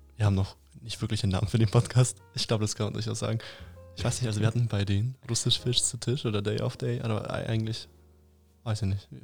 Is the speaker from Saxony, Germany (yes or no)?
no; Upper Franconia, Bavaria, Germany; wir kommen alle aus Oberfranken